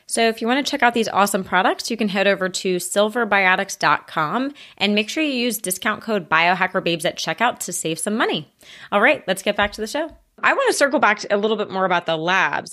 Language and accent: English; United States; As an American